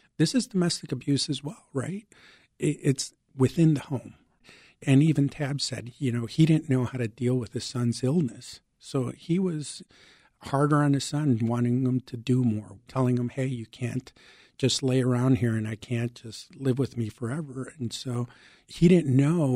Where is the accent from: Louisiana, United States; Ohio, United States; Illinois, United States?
Illinois, United States; Chicago; English is a second language; also born or lived in Mexico; I came from Mexico. I was 6 years old living in the Lakeview and Ravenswood Manor neighborhoods here in Chicago. I didn't speak English